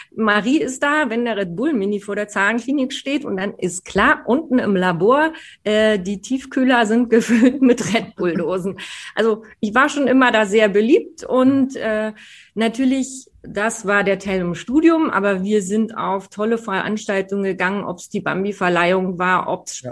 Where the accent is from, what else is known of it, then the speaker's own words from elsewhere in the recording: Berlin, Germany; now in Munich, Germany; als Berlinerin